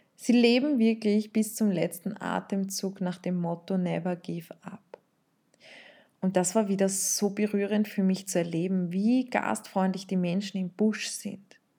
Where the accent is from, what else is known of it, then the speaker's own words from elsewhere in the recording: Vienna, Austria; ich bin in Wien aufgewachsen, in Österreich